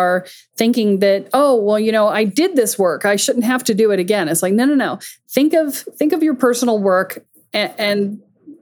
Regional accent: the South, United States; I grew up a lot in the South

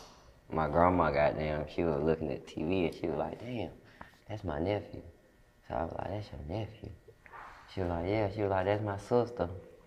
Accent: Detroit, Michigan, United States; born there; now in Cleveland, United States; I was born in Detroit, too.

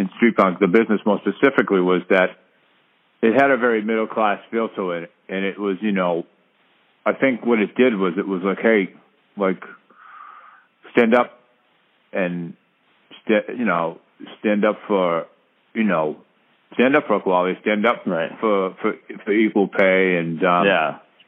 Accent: Boston, Massachusetts, United States; I was born and raised in Savin Hill, and now I live in the Neponset section

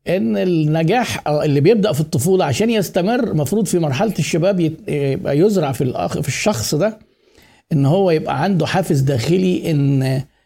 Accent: Egypt; إحنا عندنا في مصر

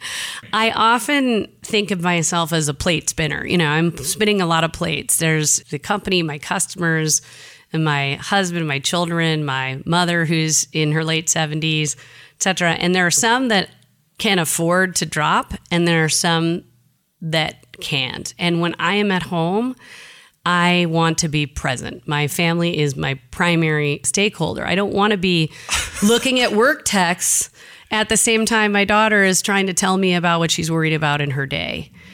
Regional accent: Jackson, Michigan, United States; moved away; I'm from the Midwest

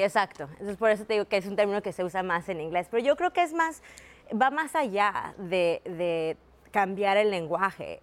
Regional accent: Mexico; now in United States; me digo que soy mexicana, pues porque nací en México

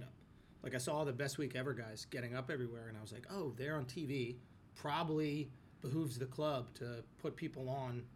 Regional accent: New York City, New York, United States; I grew up in New York City

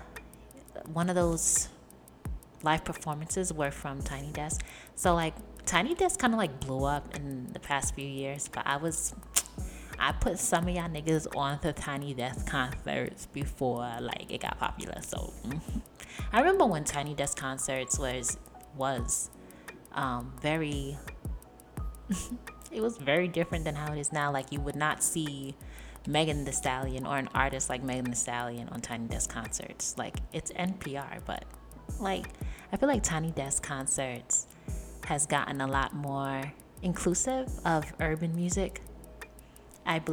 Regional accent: New York City, New York, United States; I was born and raised in New York

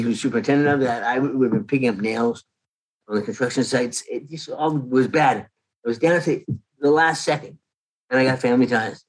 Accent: Canada; moved away; I came from Canada in 1979.

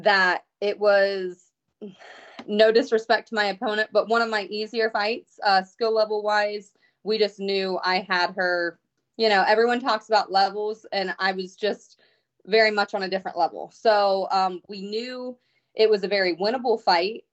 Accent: Ohio, United States; my hometown

